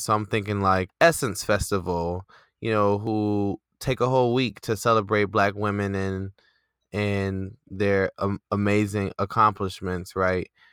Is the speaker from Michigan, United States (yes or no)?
yes; Detroit, Michigan, United States; moved away; I'm from Detroit